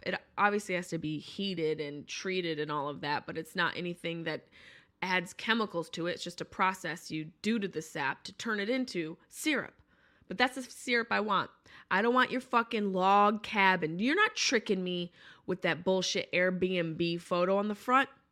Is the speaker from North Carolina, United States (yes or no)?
no; upstate New York, United States; moved away; I'm from upstate New York, but I did live in the city for eleven years